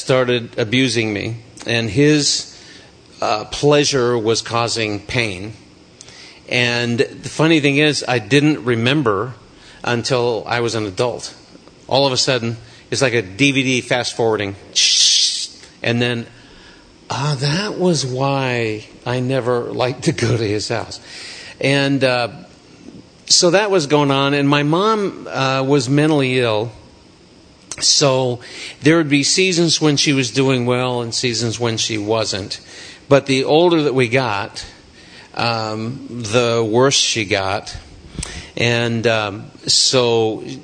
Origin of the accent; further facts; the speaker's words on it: Snoqualmie, Washington, United States; I grew up in Snoqualmie, and we moved around a lot, sometimes back to the same house.